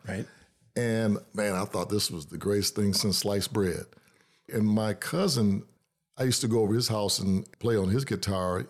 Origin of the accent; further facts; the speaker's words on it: Detroit, Michigan, United States; now in Lansing, United States; I was born and raised in Detroit